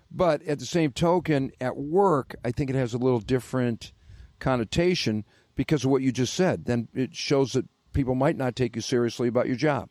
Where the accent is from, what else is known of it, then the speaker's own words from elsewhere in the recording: Detroit, Michigan, United States; I'm from Detroit